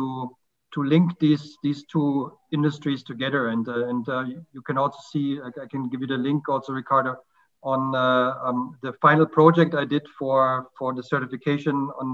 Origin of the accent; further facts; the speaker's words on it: Germany; now in Lilongwe, Malawi; I'm originally from Germany, and I'm currently living in Lilongwe, Malawi.